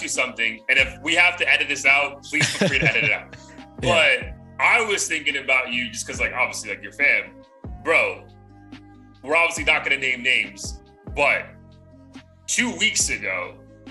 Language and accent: English; India; now in United States; when I grew up in India